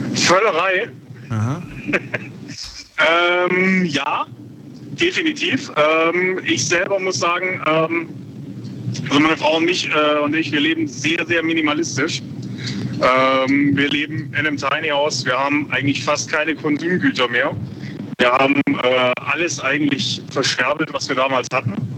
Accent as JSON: {"language": "German", "town": "Bad Wildbad", "region": "Baden-Württemberg", "country": "Germany", "said": "ich komme aus Bad Wildbad"}